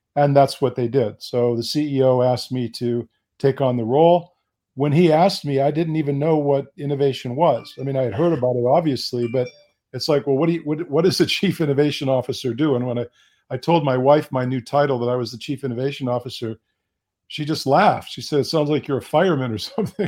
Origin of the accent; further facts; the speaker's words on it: United States; also born or lived in Bonn, Germany; I was born in the United States